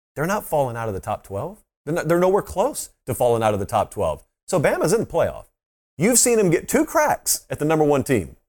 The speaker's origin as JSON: {"language": "English", "town": "Columbus", "region": "Georgia", "country": "United States", "tie": "born or raised there", "said": "I grew up right on the Chattahoochee River in Columbus, Georgia"}